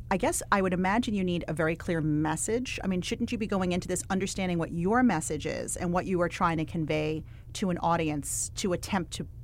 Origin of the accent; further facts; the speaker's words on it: United States; also born or lived in Connecticut; now in Los Angeles, United States; So I grew up on the East Coast in New York and Connecticut. And you're an NYU gal. I am, yes.